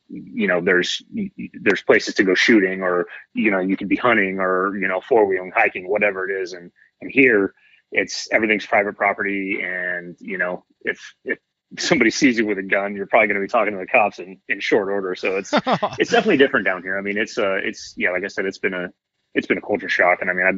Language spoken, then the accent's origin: English; Redding, California, United States; moved away as an adult; now in Santa Rosa, United States; I grew up in Redding. It's not the best place ever